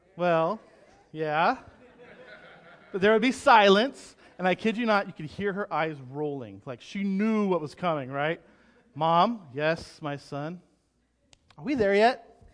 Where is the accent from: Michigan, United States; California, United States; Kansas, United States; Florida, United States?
California, United States; growing up in California